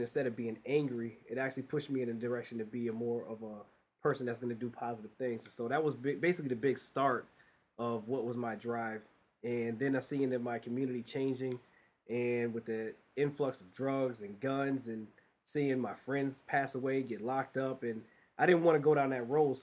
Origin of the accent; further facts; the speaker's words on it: Springfield, Massachusetts, United States; born and raised in Springfield, Massachusetts